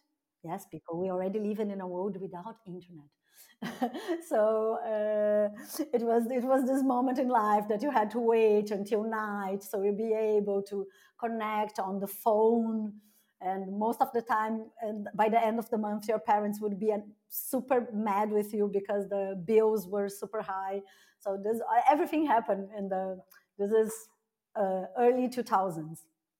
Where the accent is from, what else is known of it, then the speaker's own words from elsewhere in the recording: South Region, Brazil; moved away as an adult; also born or lived in Rio de Janeiro, Brazil; now in Berlin, Germany; my hometown in Brazil, it's considered a small town and it's 250,000 inhabitants.